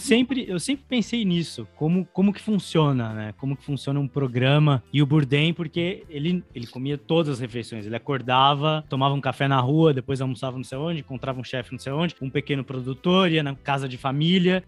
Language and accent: Portuguese; São Paulo, Brazil; Eu sou de Ribeirão